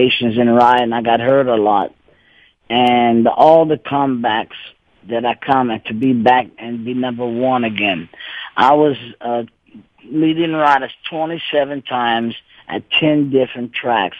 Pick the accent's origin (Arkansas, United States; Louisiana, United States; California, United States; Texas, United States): Louisiana, United States; Cajun; I am a Cajun. I speak Cajun French, and my grandpa couldn't speak no English